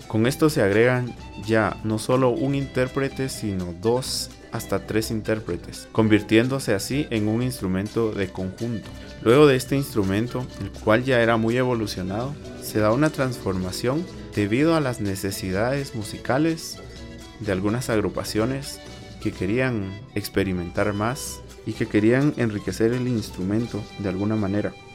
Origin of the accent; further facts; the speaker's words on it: Guatemala; yo soy marimbista de Marimba Contemporánea de Guatemala, una agrupación que tiene como principal instrumento la marimba